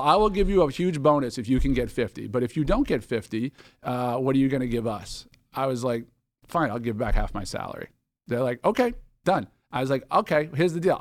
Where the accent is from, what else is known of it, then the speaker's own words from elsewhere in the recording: Boston, Massachusetts, United States; moved away as an adult; also born or lived in Palo Alto, California; now in California, United States; I'm from Boston originally, and, um, was, uh, Boston Kid, loved sports, loved, uh, everything Boston, moved out to California ten years ago now